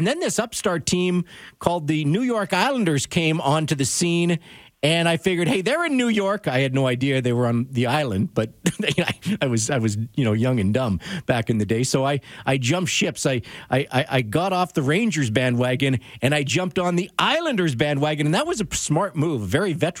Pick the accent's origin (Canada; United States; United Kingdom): Canada; Pouce Coupe, British Columbia; So I grew up in Pouce Coupe, British Columbia, as everybody knows.